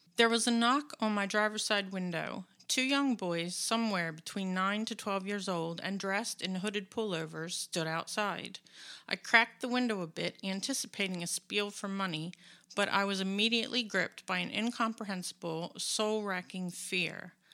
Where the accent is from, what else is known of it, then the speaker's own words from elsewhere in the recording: United States; I'm an American